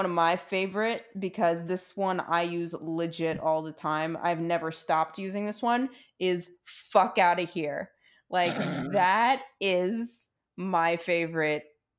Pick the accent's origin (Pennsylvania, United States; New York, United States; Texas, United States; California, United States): New York, United States; New York City; moved away as an adult; also born or lived in Queens; now in Los Angeles, United States; so that was where I lived in Queens, but there was a bodega by my house where I grew up in Brooklyn.